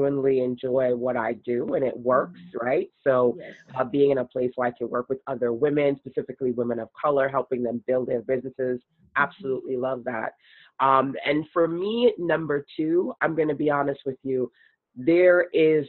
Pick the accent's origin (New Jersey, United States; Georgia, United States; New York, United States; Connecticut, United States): New York, United States; New York City; I grew up in Brooklyn